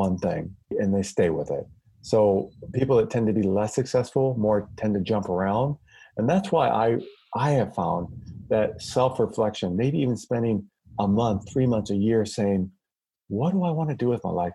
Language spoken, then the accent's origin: English; Iowa, United States; I grew up in the Midwest in Iowa